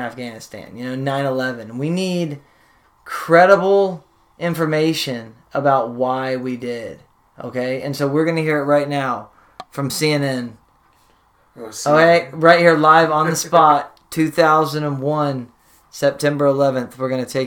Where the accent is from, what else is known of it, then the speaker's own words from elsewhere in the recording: United States; as an American